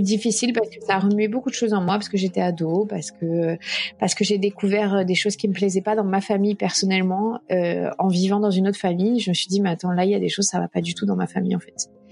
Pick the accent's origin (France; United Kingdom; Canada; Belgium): France; also born or lived in Minneapolis, United States